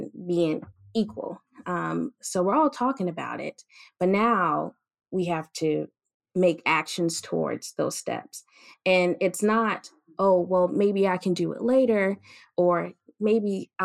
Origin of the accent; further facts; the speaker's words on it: the South, United States; now in Tuskegee, United States; growing up in the South